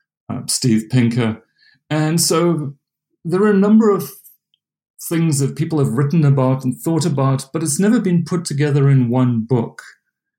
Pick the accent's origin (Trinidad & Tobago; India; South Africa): South Africa; moved away as an adult; now in United States; I'm South African. I grew up in a small little town in South Africa